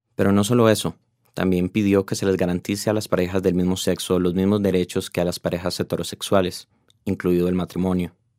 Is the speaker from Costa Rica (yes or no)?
yes; Costa Rica; como tico que soy